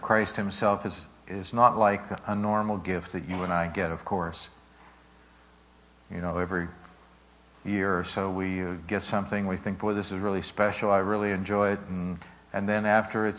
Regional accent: Pittsburgh, Pennsylvania, United States; growing up in Pittsburgh, my sister and myself, in the Sheridan section of Pittsburgh

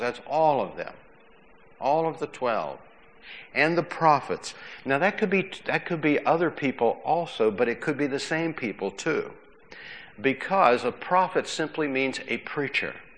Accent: McKees Rocks, Pennsylvania, United States; when I was a kid growing up in McKees Rocks, my father worked on trains

